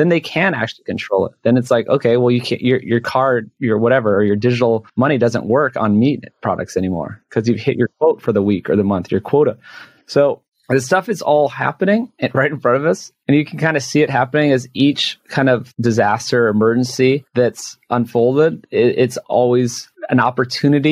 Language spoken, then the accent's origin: English; Hawaii, United States; moved away; I'm from Hawaii. I go back often